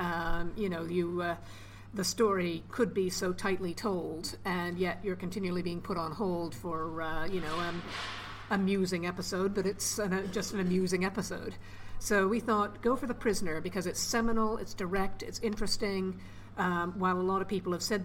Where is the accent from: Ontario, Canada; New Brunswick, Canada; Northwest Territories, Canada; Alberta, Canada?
Ontario, Canada; Toronto; now in United Kingdom; I'm from Toronto, still got family there